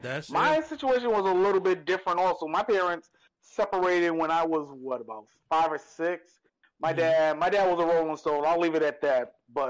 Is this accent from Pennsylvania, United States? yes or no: no; New York City, New York, United States; also born or lived in Bronx; I grew up in Harlem in the late 80s.